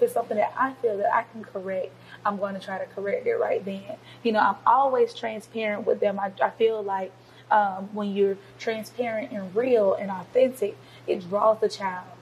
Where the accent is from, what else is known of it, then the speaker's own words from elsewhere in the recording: Covington, Georgia, United States; I'm born and raised in Covington, Georgia